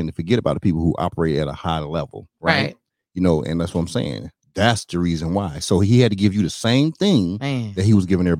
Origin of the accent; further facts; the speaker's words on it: North Carolina, United States; Hey, listen, I'm from North Carolina. I told you, we talk a little slow.